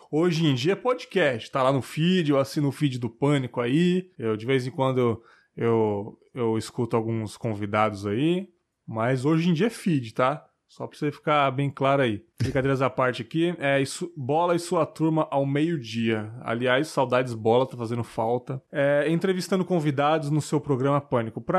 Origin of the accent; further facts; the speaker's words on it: Mauá, São Paulo, Brazil; tenho 40 anos, sou de Mauá, Mauá, São Paulo.